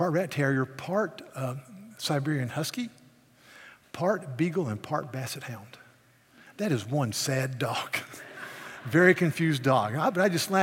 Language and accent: English; the South, United States; I'm a Southerner